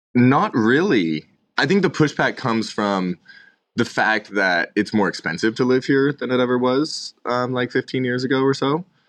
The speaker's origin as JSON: {"language": "English", "region": "Bay Area of California", "country": "United States", "tie": "born or raised there", "moved": "yes", "lives_now": "Boise, United States", "said": "I grew up in the Bay Area of California"}